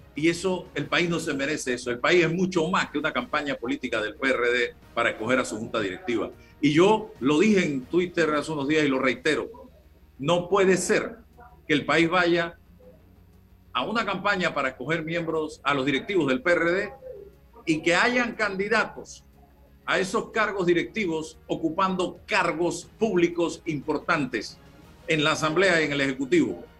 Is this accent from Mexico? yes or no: no; Panama; como panameño, como periodista